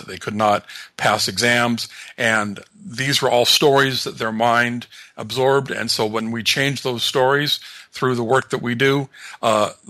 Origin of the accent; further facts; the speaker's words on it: Los Angeles, California, United States; I grew up in the Los Angeles area